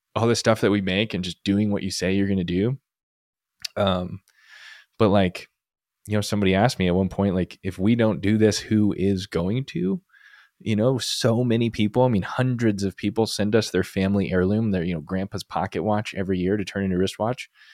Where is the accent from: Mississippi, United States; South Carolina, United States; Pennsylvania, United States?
Pennsylvania, United States; Lancaster; moved away; also born or lived in Colorado; I grew up in Pennsylvania.